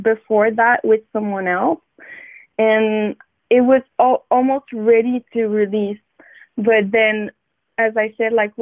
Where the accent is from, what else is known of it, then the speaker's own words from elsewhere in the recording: Montreal, Quebec, Canada; I'm from Wendat Nation, from Montreal.